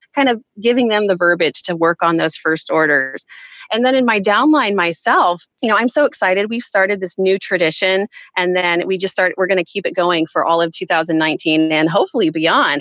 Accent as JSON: {"language": "English", "region": "Kansas", "country": "United States", "moved": "as an adult", "lives_now": "San Jose, United States", "said": "So we are both actually from Kansas. Kansas. I still think of myself as a Kansas girl at heart, um, even though I've lived in San Jose, California now for half my life"}